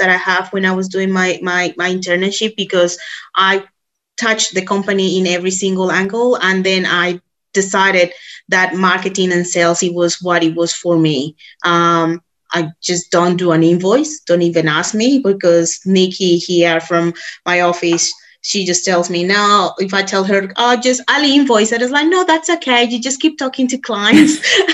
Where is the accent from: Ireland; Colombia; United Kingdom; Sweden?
Colombia; moved away as an adult; now in Australia; I'm originally from Colombia.